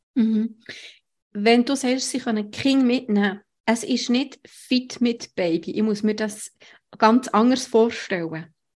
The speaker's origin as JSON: {"language": "German", "country": "Switzerland", "said": "bei uns in der Schweiz"}